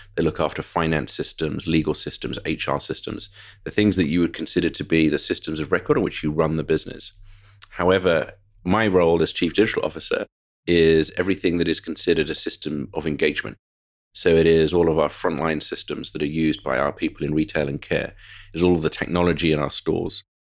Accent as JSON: {"language": "English", "country": "United Kingdom", "tie": "born or raised there", "moved": "as an adult", "lives_now": "United States", "said": "I'm very proud of being British, so I had a wonderful, idyllic childhood in the U K"}